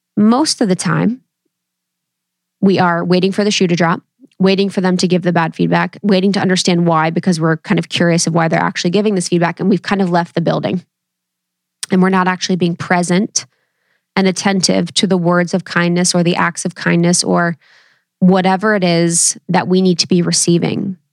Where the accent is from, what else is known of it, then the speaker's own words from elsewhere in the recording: Ohio, United States; I come from Ohio, baby, Midwest, roots through and through.